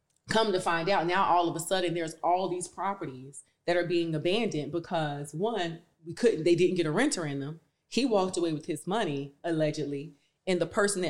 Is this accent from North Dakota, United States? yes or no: no; North Carolina, United States; moved away as an adult; growing up in North Carolina, growing up in the projects